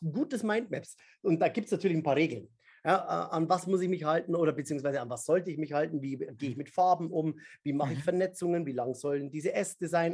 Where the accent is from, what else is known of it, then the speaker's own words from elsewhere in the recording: Upper Palatinate, Bavaria, Germany; ich bin in der Oberpfalz aufgewachsen